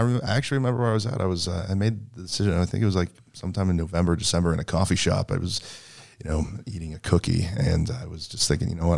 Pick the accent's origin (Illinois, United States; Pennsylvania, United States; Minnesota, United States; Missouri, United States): Missouri, United States; St. Louis County; I grew up in Saint Louis County